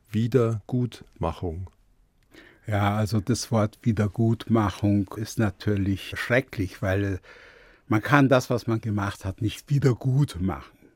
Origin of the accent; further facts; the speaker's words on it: Munich, Bavaria, Germany; Ich habe mich sehr wohl als Bayer und Münchner gefühlt, aber einen deutschen Pass anzunehmen war für mich schwierig.